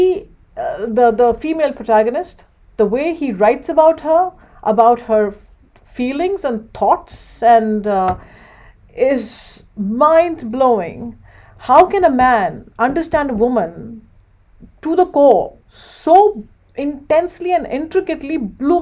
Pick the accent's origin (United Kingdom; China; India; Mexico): India; now in Livingston, United States; I come from India